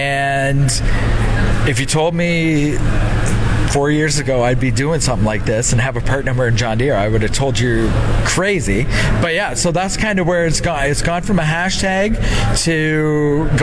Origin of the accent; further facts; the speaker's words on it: Southern Ontario, Canada; I'm from Southern Ontario, so it's a lot more smaller farms sizes